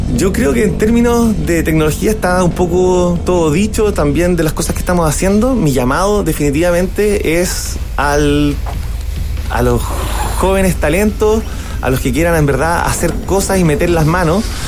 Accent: Germany; Soy alemán e informático

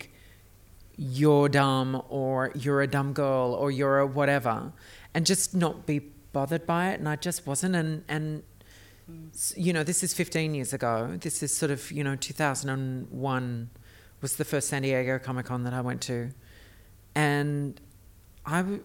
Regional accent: Australia; now in United States; being an Australian in an America

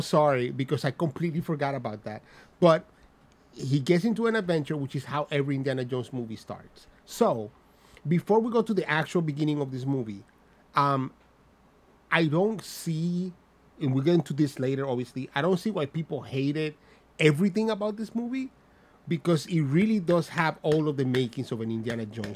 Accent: Dominican Republic; accent: Dominican; my Dominican ass accent

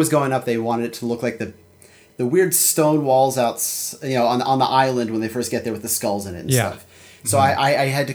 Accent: Philadelphia, Pennsylvania, United States; I grew up in Philadelphia

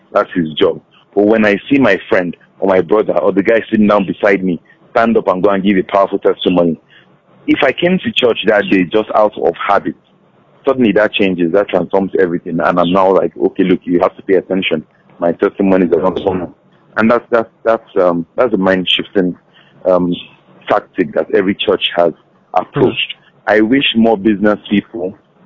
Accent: Nigeria

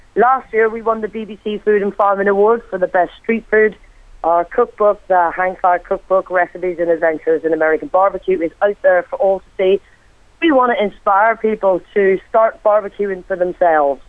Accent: Ireland; moved away; also born or lived in Wales; me being Irish myself

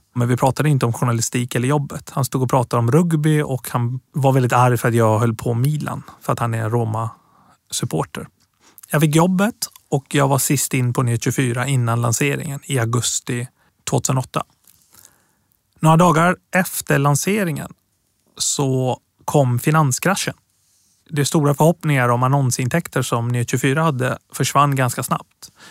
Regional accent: Gothenburg, Västra Götaland, Sweden; Swedish is a second language; moved away as an adult; also born or lived in Tehran, Iran / Piteå, Sweden; now in Stockholm, Sweden; Jag är uppväxt i Göteborg, men bor i Stockholm sedan

